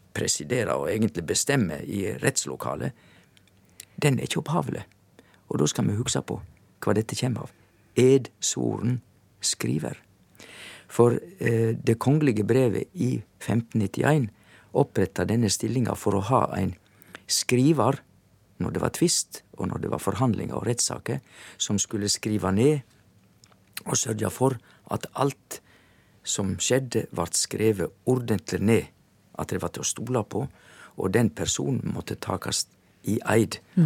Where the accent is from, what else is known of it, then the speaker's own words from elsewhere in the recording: Indre Sogn, Vestland, Norway; på vestsida så kommer du til Indre Sogn, og der er jeg ifra